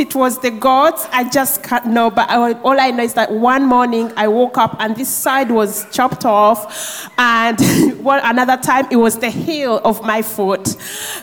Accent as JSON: {"language": "English", "country": "Uganda", "moved": "yes", "said": "I'm from Uganda. I'm actually from the border of Uganda and Rwanda"}